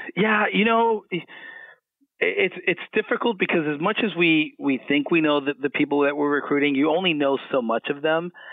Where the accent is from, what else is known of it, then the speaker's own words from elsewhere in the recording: Miami, Florida, United States; moved away as an adult; I'm originally from Miami, Florida